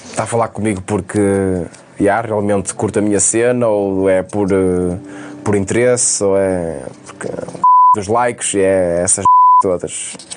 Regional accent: Vairão, Norte, Portugal; now in Trofa, Portugal; Eu já estava na trofa a morar e apareceu-me em Vairão, na minha terra natal

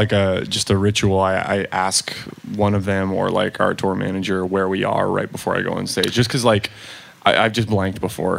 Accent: Cincinnati, Ohio, United States

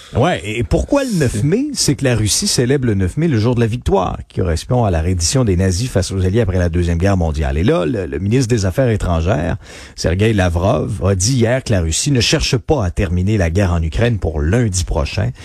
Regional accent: Abitibi-Témiscamingue, Quebec, Canada; moi, je suis originaire de la Bitibi-Témiscamingue

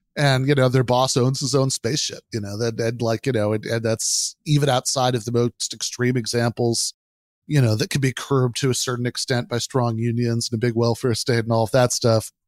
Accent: Michigan, United States; my home state of Michigan

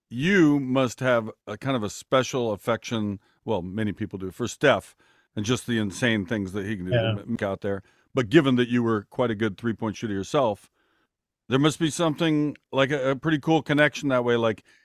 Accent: Seattle, Washington, United States; Lenny was my favorite player growing up. I grew up in Seattle.

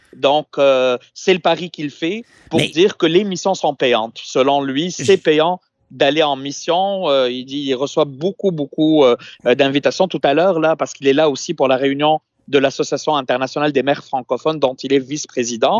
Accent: Tunis, Tunis Governorate, Tunisia; now in Quebec, Canada; Je suis effectivement dans ma ville natale à Tunis

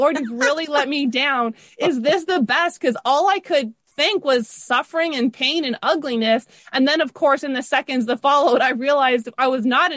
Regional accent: Toronto, Ontario, Canada; I grew up in the Toronto area. So we grew up north of Toronto a little bit on Steeles. I'm going to say Rexdale

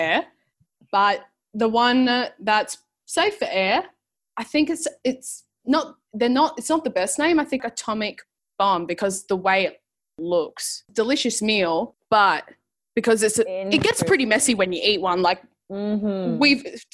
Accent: Adelaide, South Australia, Australia; now in Melbourne, Australia; I'm from Adelaide, South Australia, and moved over to Melbourne a little while ago.

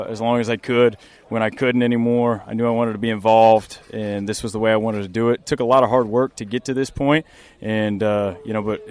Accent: Kansas, United States; moved away as an adult; now in Norfolk, United States; a Kansas kid, growing up in the Midwest

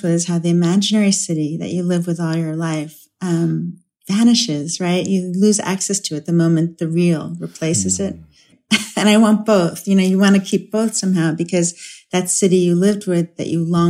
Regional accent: United States; as an American

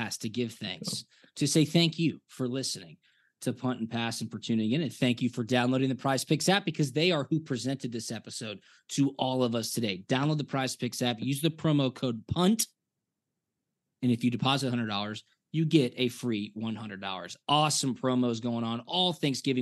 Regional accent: Atlanta, Georgia, United States; I'm from Atlanta. I was raised in Atlanta

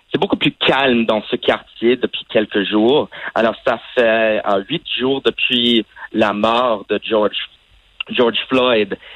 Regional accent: Saudi Arabia; also born or lived in Vermont, United States; En fait, j'ai grandi à l'étranger et euh, en fait, j'ai grandi en Arabie Saoudite, mais malheureusement, je n'avais pas l'occasion d'apprendre l'arabe.

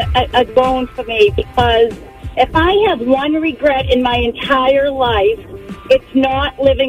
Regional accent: North Reading, Massachusetts, United States; I'm from North Reading.

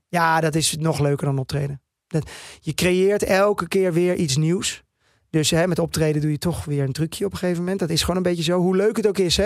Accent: Netherlands; first language Dutch; ik ben gewoon een Nederlandse jongen. Dit is mijn taal waar ik het beste in schrijf

